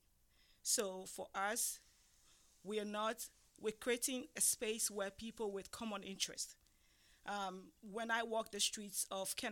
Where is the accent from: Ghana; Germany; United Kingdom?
Ghana; moved away as an adult; now in United States; I relocated to the United States when I was 24 years old